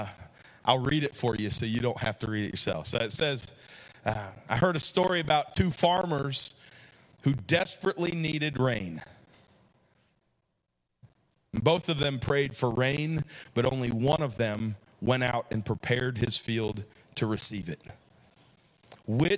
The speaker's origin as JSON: {"language": "English", "country": "United States", "said": "I'm an American"}